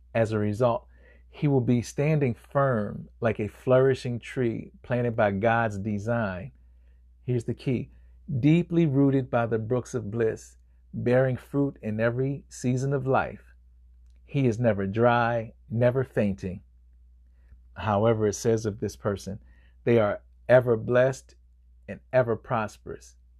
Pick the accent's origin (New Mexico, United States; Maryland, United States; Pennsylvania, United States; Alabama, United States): Pennsylvania, United States; Chester; my hometown of Chester, uh, Chester, Pennsylvania